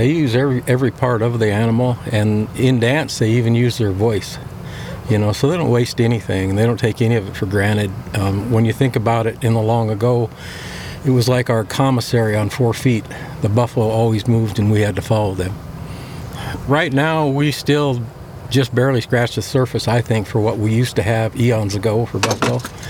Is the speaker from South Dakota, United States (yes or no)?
yes; Lower Brule Reservation, South Dakota, United States; Well, I was born and raised on Lord Rural Reservation here in South Dakota, up right against the Missouri River. And that's where I grew up